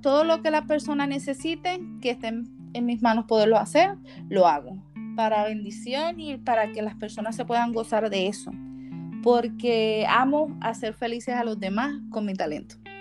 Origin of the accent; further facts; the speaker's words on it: Puerto Rico; moved away as an adult; now in United States; Como puertorriqueña que soy